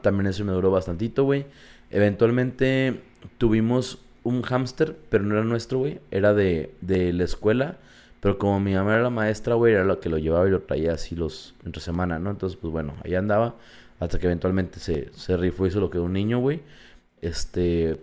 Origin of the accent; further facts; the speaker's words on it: Mexico; macho mexicano